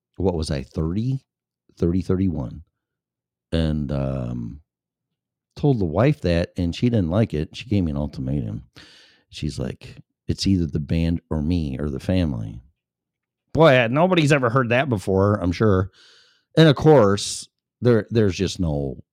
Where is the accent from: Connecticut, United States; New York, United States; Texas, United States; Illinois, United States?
Illinois, United States; Chicago; also born or lived in Florida; now in Colorado, United States; I was born and raised in Chicago